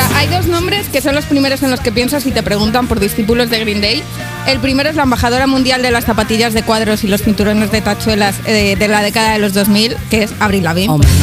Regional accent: Zamora, Castile and León, Spain; soy de Zamora

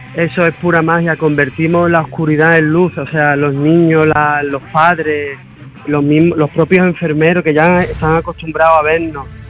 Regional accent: Málaga, Andalusia, Spain; somos de aquí de Málaga

